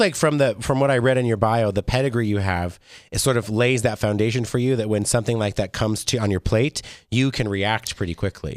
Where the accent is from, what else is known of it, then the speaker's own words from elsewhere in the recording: Las Vegas, Nevada, United States; I'm, I'm born and raised in Vegas